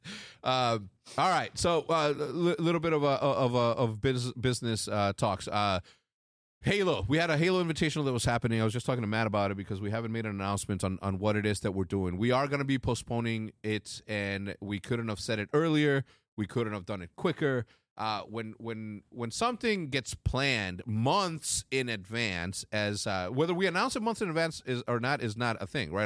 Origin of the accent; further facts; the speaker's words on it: Mexico; I'm from Mexico, although Mexico City is super elevated and all that, but the part of Mexico that I'm from is not